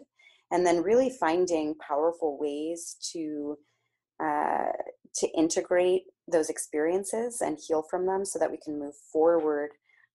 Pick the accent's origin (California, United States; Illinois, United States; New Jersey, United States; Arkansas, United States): California, United States; Palo Alto; I grew up in Palo Alto, California, which is in the San Francisco Bay Area, right in the heart of Silicon Valley